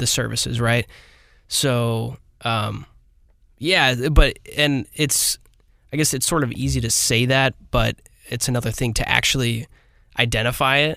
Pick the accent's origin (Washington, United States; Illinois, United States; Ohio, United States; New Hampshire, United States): Illinois, United States; Granite City; I'm from Granite City